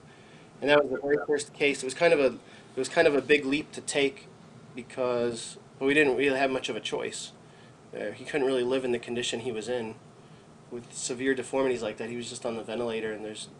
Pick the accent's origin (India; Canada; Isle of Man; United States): United States; Paterson, New Jersey; also born or lived in New York / Tucson / Boston; now in Texas, United States; growing up where I grew up in Paterson, New Jersey